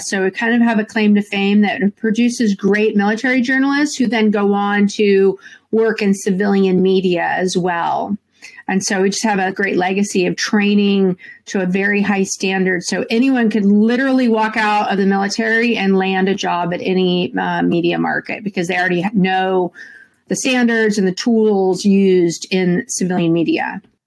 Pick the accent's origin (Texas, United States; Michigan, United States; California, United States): California, United States; Santa Rosa; I was born and raised in Santa Rosa, California, which is just about an hour north of San Francisco